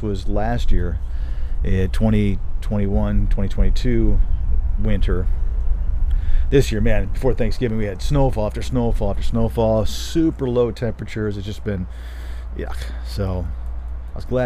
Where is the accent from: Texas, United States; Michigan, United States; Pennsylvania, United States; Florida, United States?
Michigan, United States; also born or lived in Colorado; now in Denver, United States; I grew up in Michigan